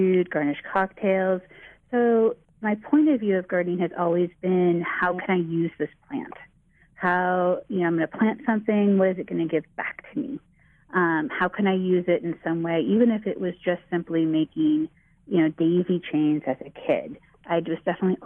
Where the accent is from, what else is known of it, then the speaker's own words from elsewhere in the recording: Bay Area, California, United States; I grew up in the Bay Area